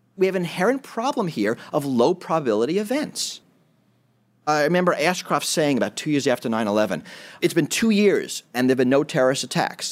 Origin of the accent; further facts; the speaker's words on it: New York City, New York, United States; I grew up in New York City